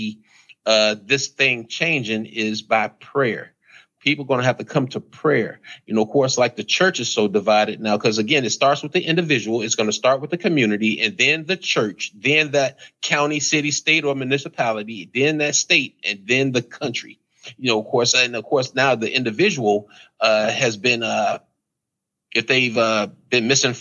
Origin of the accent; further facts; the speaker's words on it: United States; I'm American. I was born here, so I'm American too